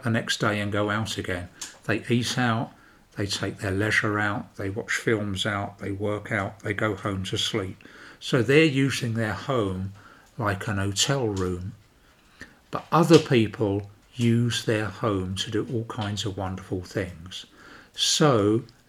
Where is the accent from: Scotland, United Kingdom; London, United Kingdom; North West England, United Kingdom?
London, United Kingdom; moved away as an adult; also born or lived in Banbury, North Oxfordshire; now in Sweden; I started up growing up in London and I left London to get a garden